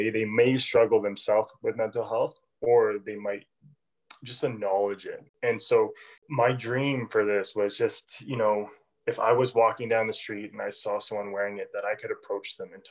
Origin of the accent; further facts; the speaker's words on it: Calgary, Alberta, Canada; also born or lived in England; I'm from Calgary, Alberta, born and raised here.